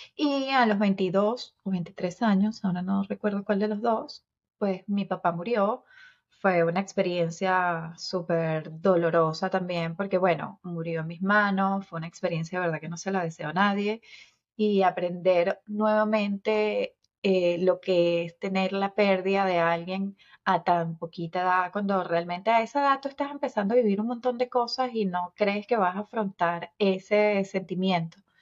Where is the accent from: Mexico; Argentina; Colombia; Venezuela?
Venezuela; moved away as an adult; now in Cooper City, United States; soy venezolana, eh, tengo 45 años, los acabo de cumplir